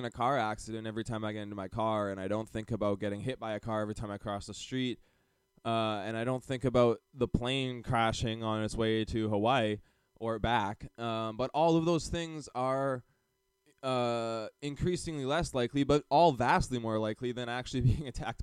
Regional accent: Calgary, Alberta, Canada; we grew up in Calgary, Canada

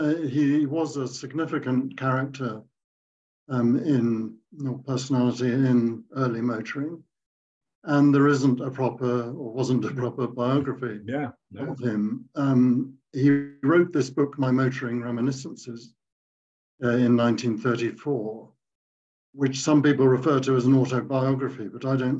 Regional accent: Surrey, South East England, United Kingdom; moved away as an adult; also born or lived in London; now in Eastern Africa; I was born in Surrey quite some time ago

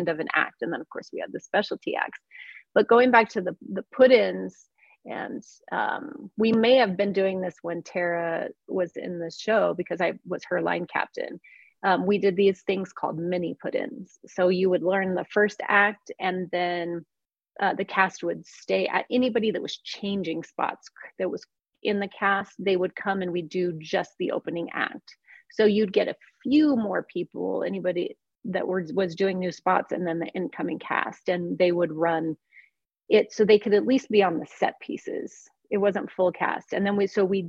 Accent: Cortez, Colorado, United States; moved away as an adult; also born or lived in Wyoming / Hawaii / Las Vegas; I'm from Cortez, Colorado

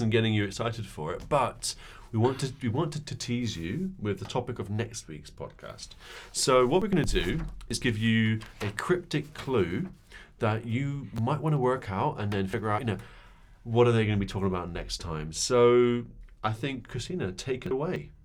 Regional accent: United Kingdom; now in Berlin, Germany; I'm from Britain, as you may have heard

